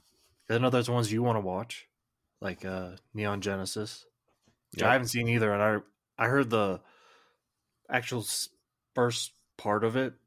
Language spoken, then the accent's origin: English; United States; But not me. I'm American. I don't follow rules.